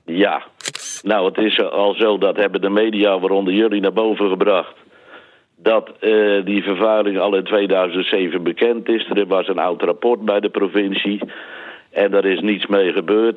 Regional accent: South Holland islands, Netherlands; moved away as an adult; ik kom van de Zuid-Hollandse eilanden.

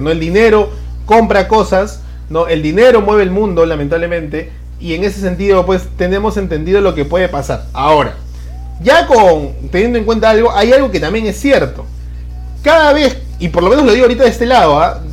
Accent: Peru

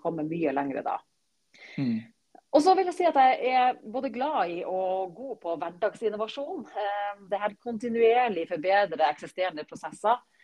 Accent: Bø, Nordland, Norway; moved away as an adult; now in Oslo, Norway; jeg kommer opprinnelig fra Bø i Vesterålen. Eh, men har bodd i Oslo-området siden jeg var 20

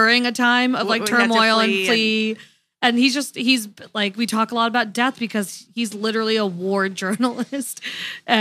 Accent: New York, United States; I grew up in New York

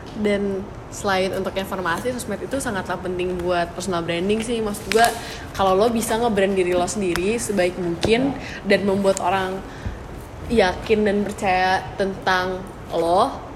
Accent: Bandung, West Java, Indonesia; moved away as an adult; also born or lived in Malang; gue orang Bandung

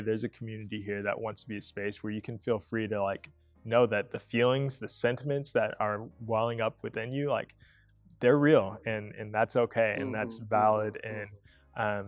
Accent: Atlanta, Georgia, United States; moved away as an adult; also born or lived in Tennessee; now in Newberg, United States; growing up in Atlanta

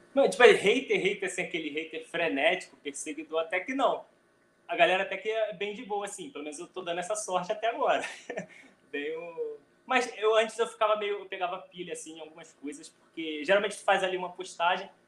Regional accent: Rio de Janeiro, Brazil; eu sou do Rio

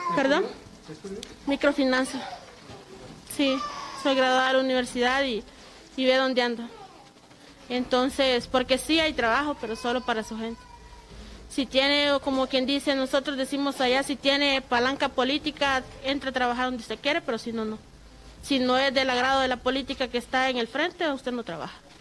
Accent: Honduras; moved away as an adult; yo vengo de Honduras

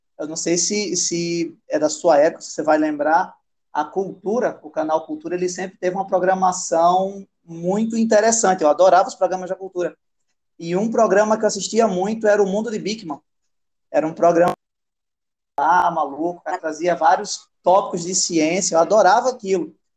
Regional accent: Rio Grande do Norte, Brazil; moved away as an adult; now in Manaus, Brazil; Saí de Rio, do Rio Grande do Norte. Tava nascido e criado lá no Nordeste

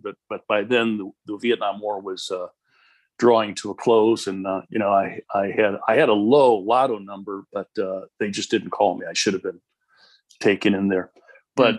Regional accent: Chicago, Illinois, United States; moved away as an adult; also born or lived in Houston; now in Southern California, United States; I grew up in Chicago

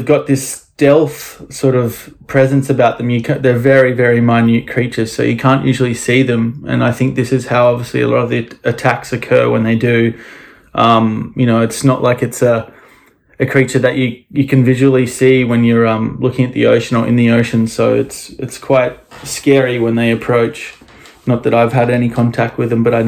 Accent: Noosa, Queensland, Australia; I grew up here in Noosa. It's a very small town.

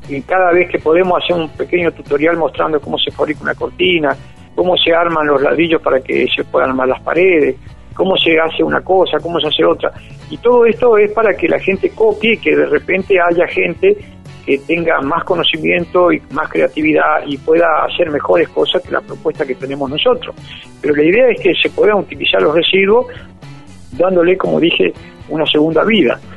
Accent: Argentina; gran alegría como argentino

